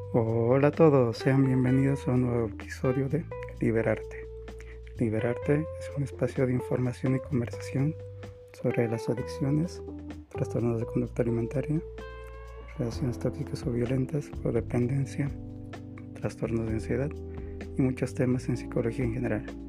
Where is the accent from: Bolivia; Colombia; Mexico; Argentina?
Bolivia; En mi país, en Bolivia